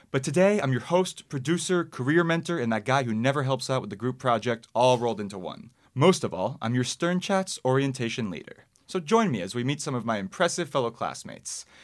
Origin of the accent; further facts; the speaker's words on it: New York City, New York, United States; I'm from the Upper West Side